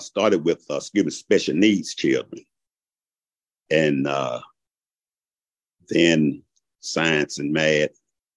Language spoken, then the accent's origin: English; Shreveport, Louisiana, United States; moved away as an adult; now in Augusta, United States; I'm from originally from Shreveport, Louisiana. I came out of a family of 11 children. I went into the military after graduating from high school